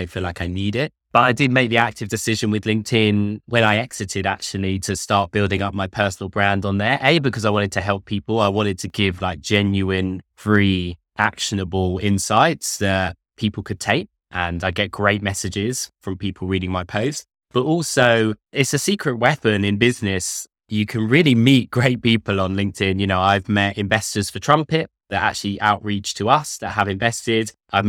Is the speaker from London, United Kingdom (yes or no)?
yes; London, United Kingdom; I'm from London. I went to Nottingham University.